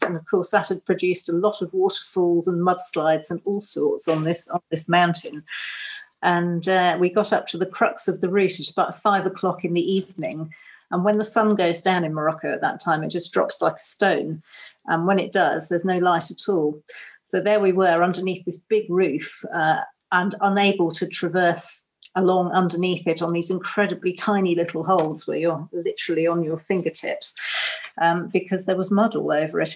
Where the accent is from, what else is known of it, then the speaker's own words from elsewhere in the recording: Cornwall, South West England, United Kingdom; although we're Cornish, we don't come from this particular bit of Cornwall